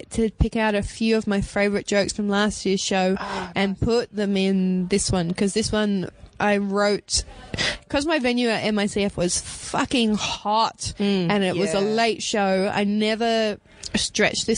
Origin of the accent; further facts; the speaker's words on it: Perth, Western Australia, Australia; moved away; I'm from Perth originally, so I did 5 years in Perth